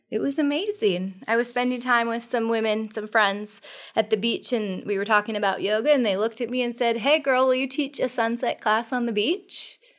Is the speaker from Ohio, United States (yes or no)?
no; Monroe, Washington, United States; I am from Monroe. I'm a country girl